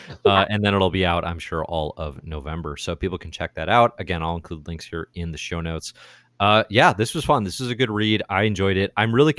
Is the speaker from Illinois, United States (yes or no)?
yes; Chicago, Illinois, United States; I'm from Chicago